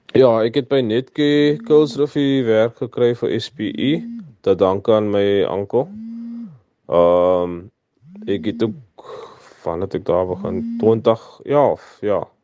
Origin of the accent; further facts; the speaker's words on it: Kuils River, Western Cape, South Africa; also born or lived in Ravensmead; Ek is van Ravensmead. Ek was hier gebore, maar ons het getrek Kilsrivier, Silversands toe. Waar ek daar opgegroei het, ek het skool gegaan